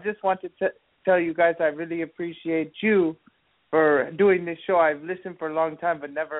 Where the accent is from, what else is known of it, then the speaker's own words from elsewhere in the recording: Ukraine; also born or lived in Swansea, Massachusetts; now in Long Island, United States; I come from Ukraine